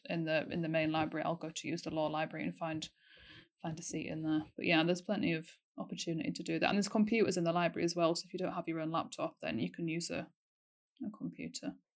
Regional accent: Yorkshire and the Humber, United Kingdom; moved away as an adult; now in Aberdeen, United Kingdom; I'm from North Yorkshire and I've also been here for four years.

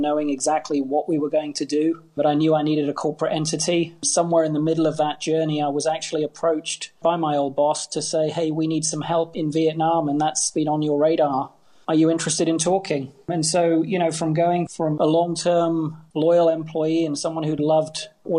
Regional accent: Hong Kong; I grew up in Hong Kong. I love this city

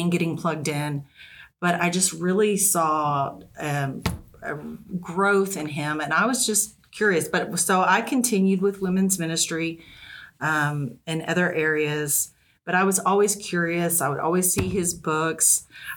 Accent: Texas, United States; moved away as an adult; now in Northwest Arkansas, United States; We're originally from Texas, so our family's still close and we can visit anytime

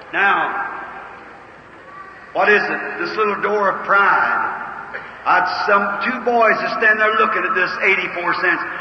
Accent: Kentucky, United States; I was raised in Kentucky

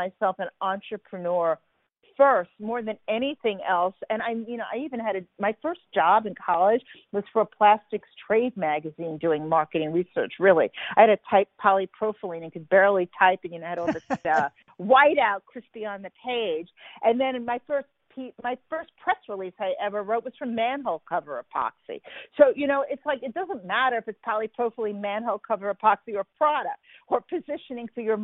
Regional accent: New York City, New York, United States; moved away; I grew up in Brooklyn

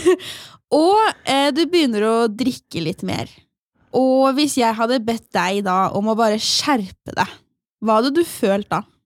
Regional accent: Asker, Akershus, Norway; moved away; min aller beste venninne hjemme i Asker.

